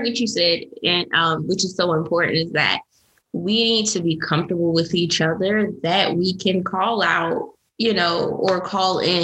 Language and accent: English; United States; being Black and being American, like living in this country